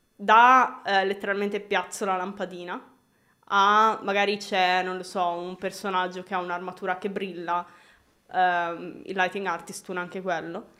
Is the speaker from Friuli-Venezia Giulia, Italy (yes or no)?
no; Milan, Lombardy, Italy; sono di qua, l'unica diciamo stray da, dal mio percorso è stato che sono cresciuta in un paesello un po' fuori